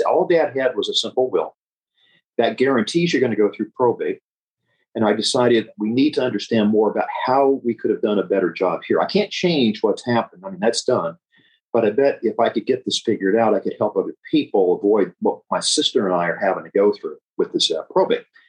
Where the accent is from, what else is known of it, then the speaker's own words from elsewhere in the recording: Memphis, Tennessee, United States; moved away as an adult; now in California, United States; born and raised in Memphis